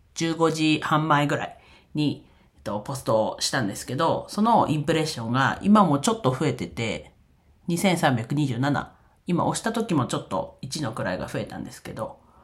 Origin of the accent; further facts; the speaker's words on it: Iwate, Japan; 自分の出身地である岩手